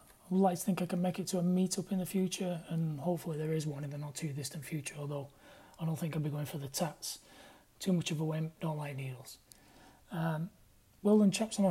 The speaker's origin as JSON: {"language": "English", "town": "Sheffield", "region": "Yorkshire and the Humber", "country": "United Kingdom", "tie": "born or raised there", "moved": "as an adult"}